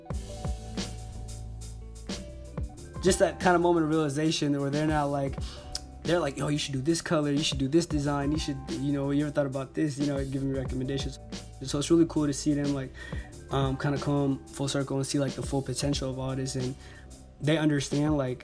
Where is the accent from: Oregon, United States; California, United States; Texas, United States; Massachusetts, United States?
California, United States; Berkeley; also born or lived in Oakland, California; I'm proud, you know, South Berkeley native. You know, I was born in Oakland, but grew up in South Berkeley my whole life